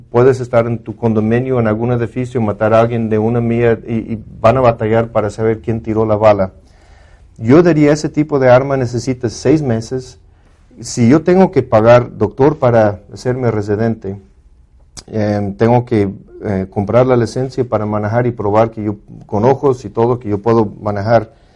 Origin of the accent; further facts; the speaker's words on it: Mexico; los dos somos mexicanos